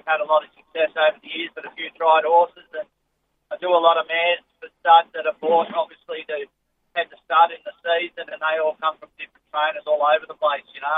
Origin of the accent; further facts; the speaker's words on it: South Coast, New South Wales, Australia; also born or lived in Sydney; I was born in Sydney, but grew up mostly on the south coast at Maria. Went down there when I was younger.